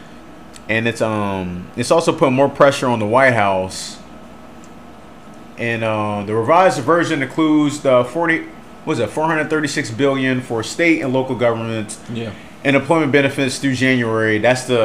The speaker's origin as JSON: {"language": "English", "country": "United States", "said": "as an American"}